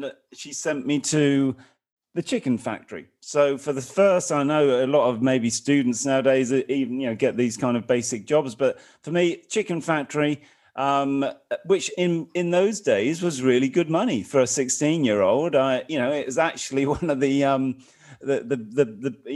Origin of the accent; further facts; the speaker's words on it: North Suffolk, East of England, United Kingdom; I was born in Suffolk, North Suffolk, in a very small village. I come from a kind of working class background. Lived in a council house.